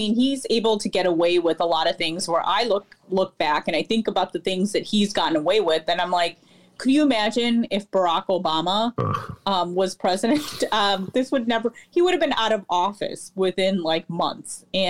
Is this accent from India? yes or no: yes; India; because I'm Indian and I'm, have been to India, I know a little bit about the caste system.